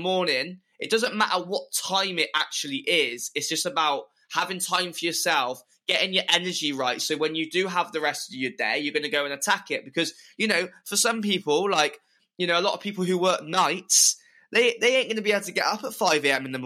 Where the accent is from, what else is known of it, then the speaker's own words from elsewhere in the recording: Clevedon, South West England, United Kingdom; my hometown Clevedon